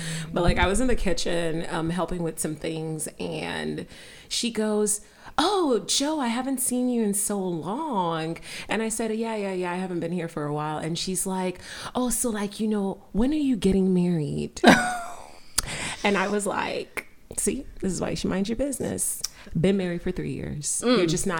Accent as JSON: {"language": "English", "country": "Nigeria", "also_born_or_lived": "Utah", "moved": "yes", "said": "I'm Nigerian"}